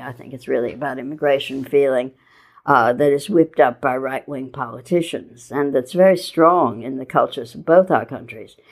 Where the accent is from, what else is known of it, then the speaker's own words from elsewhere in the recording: Midwest, United States; moved away as an adult; now in New York, United States; I grew up in the Midwest moved to New York in the 70s, late 70s